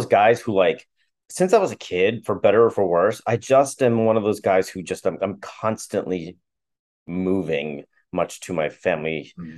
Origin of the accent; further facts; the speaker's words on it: Chicago, Illinois, United States; moved away as an adult; also born or lived in Milwaukee; I grew up in Chicago